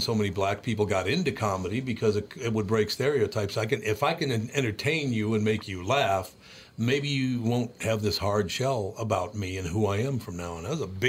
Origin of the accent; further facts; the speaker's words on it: Minneapolis, Minnesota, United States; I was talking to Steve about growing up in North Minneapolis and how much I loved it and, you know, with all these different cultures.